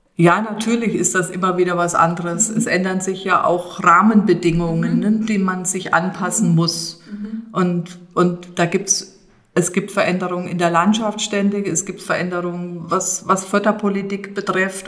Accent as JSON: {"language": "German", "region": "Thuringian Rhön", "country": "Germany", "tie": "born or raised there", "said": "als auch gebürtige Rönerin"}